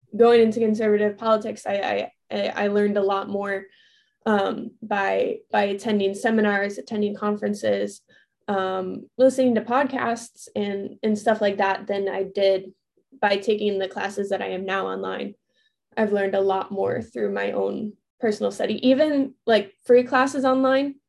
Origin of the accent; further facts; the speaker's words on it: Chicago, Illinois, United States; moved away as an adult; also born or lived in Arizona / Florida; I grew up in the Chicago suburbs